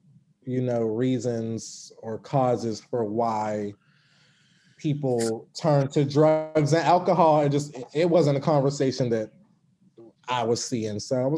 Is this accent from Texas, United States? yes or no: no; Pittsburgh, Pennsylvania, United States; In Pittsburgh.